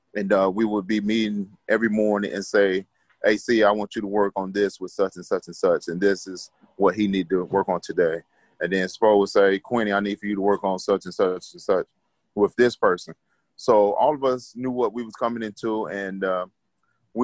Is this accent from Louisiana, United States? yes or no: no; Atlanta, Georgia, United States; moved away; also born or lived in Hawaii; I'm from Atlanta